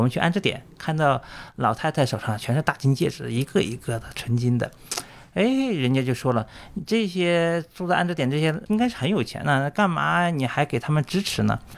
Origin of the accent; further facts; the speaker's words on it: China; also born or lived in northern Myanmar; 我作为一个中国人